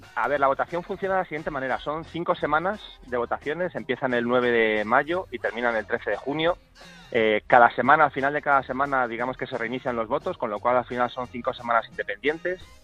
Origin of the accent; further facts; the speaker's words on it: Spain; porque soy español